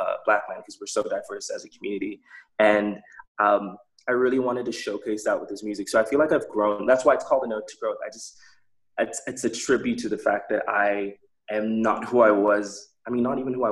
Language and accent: English; Botswana; growing up in Botswana